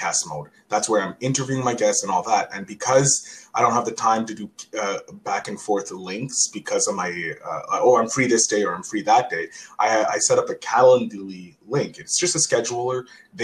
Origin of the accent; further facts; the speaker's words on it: Canada; as a Canadian